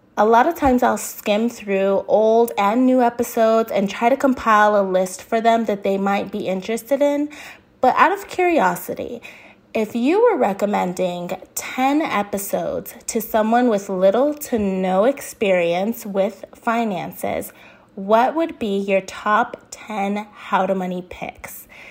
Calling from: Arizona, United States; I'm calling in from Arizona.

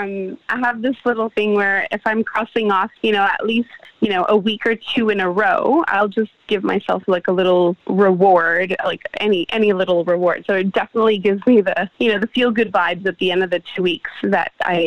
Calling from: Melbourne, Victoria, Australia; You're reaching me in Australia, Melbourne, Australia.

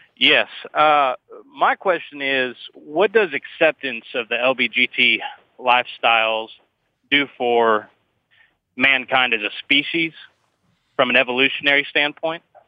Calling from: Bradenton, Florida, United States; I'm calling from Bradenton, Florida

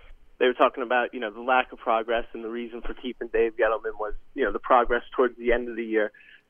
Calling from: New Jersey, United States; from New Jersey.

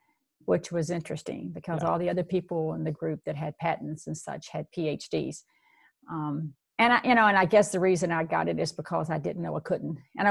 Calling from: Virginia, United States; I'm speaking to you from Virginia. It's a beautiful fall day here.

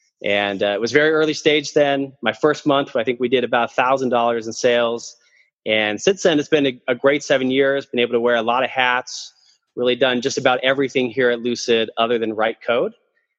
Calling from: Salt Lake City, Utah, United States; About in Salt Lake City, Utah.

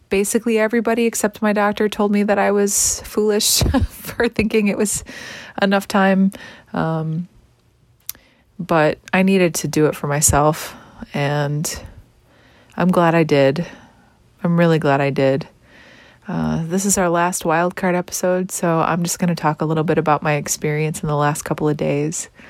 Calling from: Wyandotte, Michigan, United States; I'm checking in from Wyandotte, Michigan, back at home in my bedroom where I started all of this.

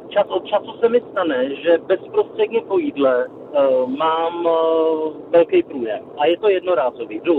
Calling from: Zlín Region, Czechia; jsem z Uhersko-Brodska, je mi 47 let a jsem epileptik.

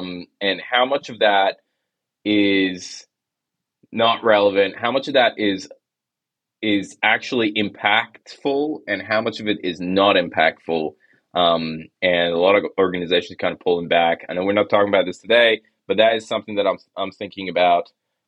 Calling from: Melbourne, Victoria, Australia; So I'm joining from Melbourne.

